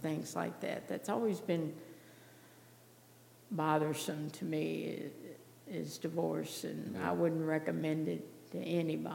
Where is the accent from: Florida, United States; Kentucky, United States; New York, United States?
Kentucky, United States; Louisville; moved away as an adult; also born or lived in Arizona; moving from the only place I was born and raised and knew in Louisville, Kentucky, to Arizona